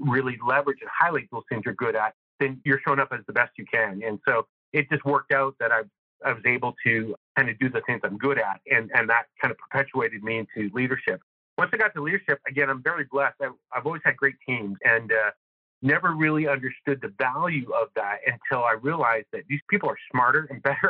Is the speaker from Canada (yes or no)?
yes; Northern Canada, Canada; moved away; I'm originally from Northern Canada.